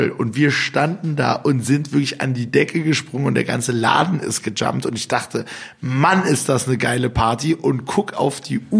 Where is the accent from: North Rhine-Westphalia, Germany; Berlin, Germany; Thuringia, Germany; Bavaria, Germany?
Berlin, Germany; ich war Berliner, ne? Oh, äh, oh, ich war Berliner, ich bin natürlich immer noch Berliner